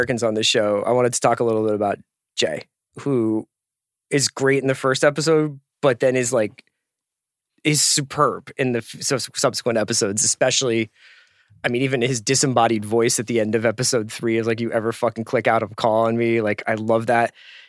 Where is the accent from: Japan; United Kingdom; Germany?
United Kingdom; England; Aside from being English.